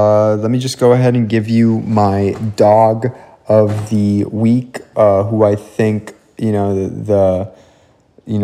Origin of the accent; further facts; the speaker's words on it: Miami, Florida, United States; I was born in America. I'm from Miami, Florida